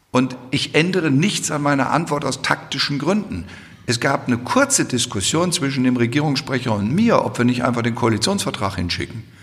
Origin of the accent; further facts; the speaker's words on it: Hesse, Germany; Ich komme aus Hessen.